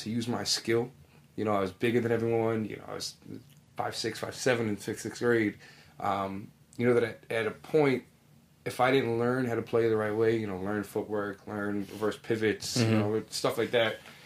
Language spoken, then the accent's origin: English; Amityville, New York, United States; I grew up in Amityville, like the Amityville Copic area